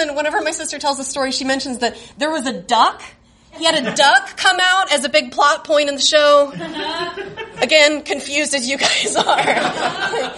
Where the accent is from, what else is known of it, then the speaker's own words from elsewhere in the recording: Fort Smith, Arkansas, United States; moved away as an adult; now in Chicago, United States; I grew up in Fort Smith, Arkansas, which is like a dusty manufacturing town